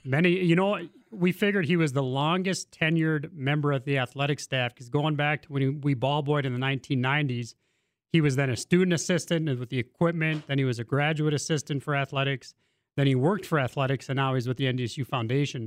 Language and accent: English; Maddock, North Dakota, United States; I'm from Maddock